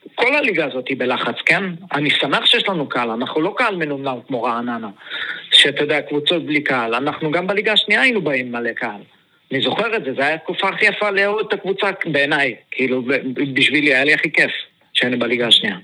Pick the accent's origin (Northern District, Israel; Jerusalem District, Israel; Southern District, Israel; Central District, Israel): Southern District, Israel; Beersheba; כשהיינו ילדים, כל הילדים היו הולכים לחוג כדורגל של הפועל באר שבע